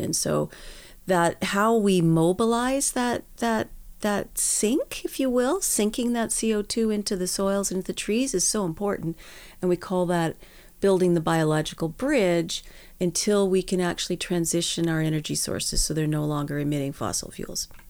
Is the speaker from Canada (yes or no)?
yes; Edmonton, Alberta, Canada; born and raised in Edmonton.